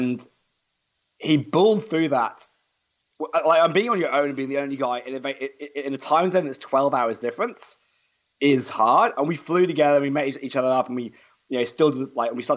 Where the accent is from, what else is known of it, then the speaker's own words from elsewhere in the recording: United Kingdom; moved away as an adult; now in Australia; I am British